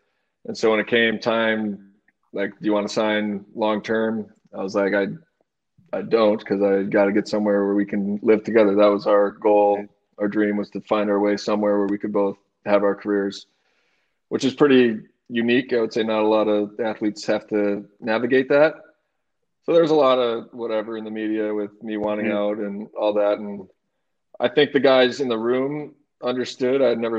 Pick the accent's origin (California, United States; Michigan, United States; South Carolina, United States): Michigan, United States; now in New York, United States; growing up in Michigan, I've never been anywhere like this.